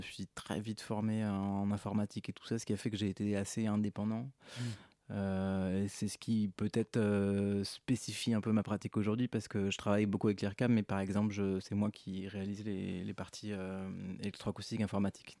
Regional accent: Provence-Alpes-Côte d'Azur, France; moved away; je suis né dans les Hautes-Alpes donc, euh, bah, j'habitais dans les Hautes-Alpes et donc j'étais au conservatoire dans les Hautes-Alpes

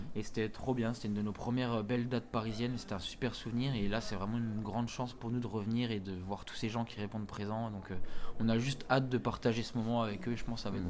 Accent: Bourgogne-Franche-Comté, France; accent: Franche-Comté; Je viens de Franche-Comté, ça s'entend à mon accent, je pense

